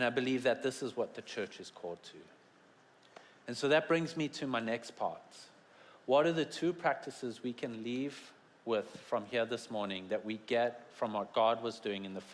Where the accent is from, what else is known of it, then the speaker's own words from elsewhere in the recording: South Africa; moved away; I come from South Africa and have the best accents